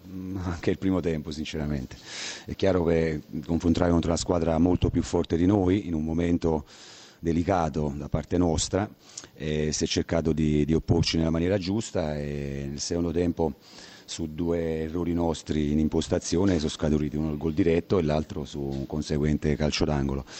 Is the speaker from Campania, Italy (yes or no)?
yes; Naples, Campania, Italy; essendo napoletano